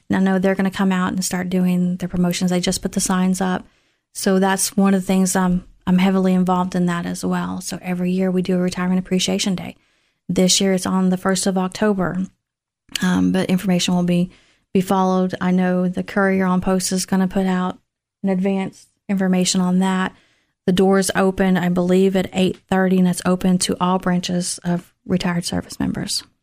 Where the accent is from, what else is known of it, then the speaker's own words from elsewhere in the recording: Tullahoma, Tennessee, United States; moved away as an adult; now in Clarksville, United States; I'm originally from Tullahoma, Tennessee